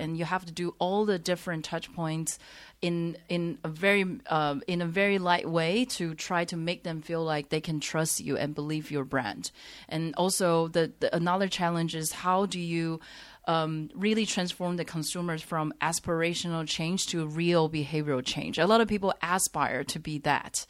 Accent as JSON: {"language": "English", "country": "Taiwan", "tie": "born or raised there", "moved": "as an adult", "lives_now": "Shanghai, China", "said": "I grew up in Taiwan"}